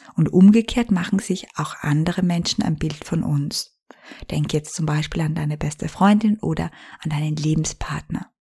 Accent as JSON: {"language": "German", "region": "Styria", "country": "Austria", "tie": "born or raised there", "moved": "as an adult", "lives_now": "Vienna, Austria", "said": "meine Heimat verließ, meinen alten Job an den Nagel hängte und von der Steiermark nach Wien in die Hauptstadt zog"}